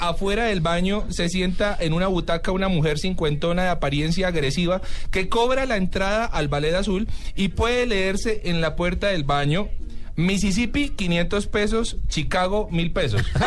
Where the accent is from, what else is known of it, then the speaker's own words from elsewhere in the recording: Colombia; como buenos colombianos